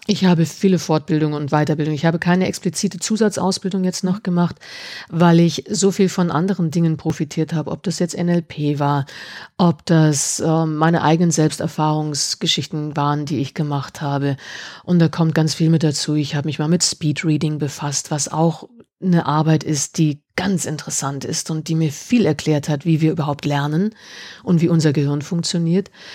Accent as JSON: {"language": "German", "town": "Munich", "region": "Bavaria", "country": "Germany", "said": "seit drei, vier Jahren bei uns in München"}